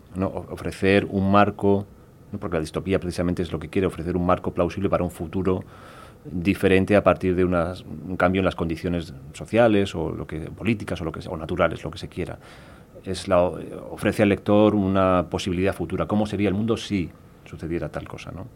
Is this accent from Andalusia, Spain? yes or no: no; Olivenza, Extremadura, Spain; Yo soy español, soy ibérico, soy casi portugués porque nací en Olivenza